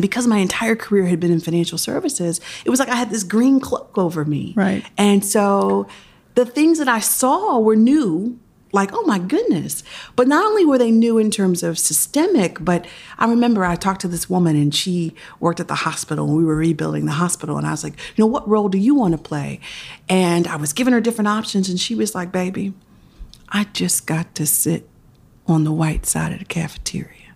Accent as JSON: {"language": "English", "town": "Philadelphia", "region": "Pennsylvania", "country": "United States", "tie": "born or raised there"}